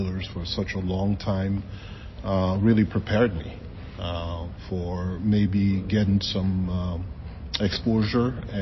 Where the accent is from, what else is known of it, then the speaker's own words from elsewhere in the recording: Mali; also born or lived in Washington, D.C. area; now in United States; I'm originally from Mali, West Africa, but I've been living in the country